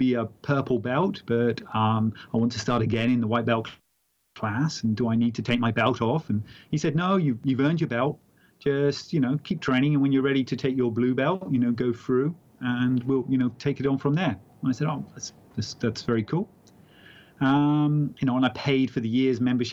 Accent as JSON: {"language": "English", "town": "Exeter", "region": "South West England", "country": "United Kingdom", "also_born_or_lived": "Wyoming, United States / Los Angeles, United States", "moved": "yes", "said": "came back to England"}